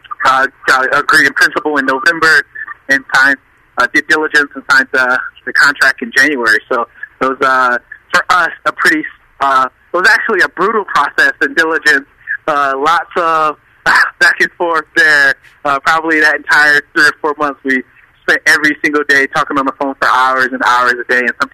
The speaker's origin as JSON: {"language": "English", "town": "Detroit", "region": "Michigan", "country": "United States", "tie": "born or raised there", "said": "I grew up in the Jeffries. I'm a Detroit native, 25."}